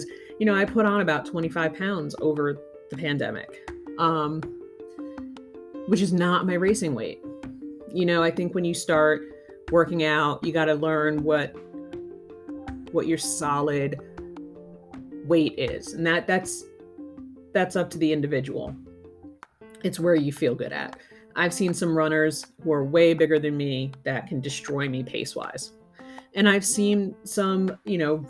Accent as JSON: {"language": "English", "region": "Northeast", "country": "United States", "moved": "yes", "said": "I'm originally from the Northeast"}